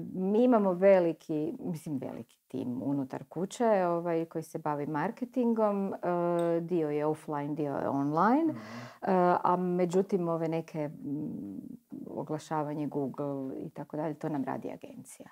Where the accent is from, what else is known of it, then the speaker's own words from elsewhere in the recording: Istria County, Croatia; ja sam uživjela kao klinka u Istri